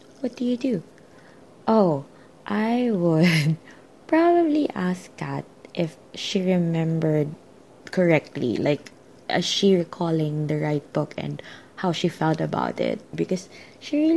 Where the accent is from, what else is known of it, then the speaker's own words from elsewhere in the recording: Philippines; I'm a Filipino reader